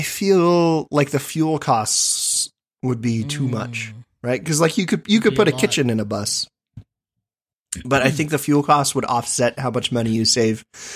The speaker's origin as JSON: {"language": "English", "region": "Midwest", "country": "United States", "said": "I am from the Midwest."}